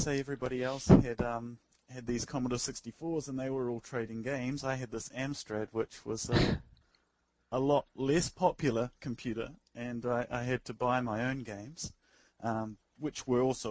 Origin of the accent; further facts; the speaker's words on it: New Zealand; moved away as an adult; now in Tokyo, Japan; I'm a New Zealander currently living in Tokyo